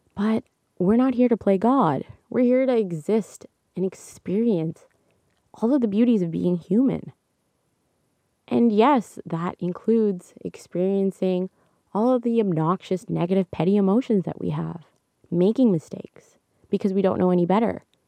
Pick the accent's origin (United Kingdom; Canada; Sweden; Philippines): Canada; I'm Canadian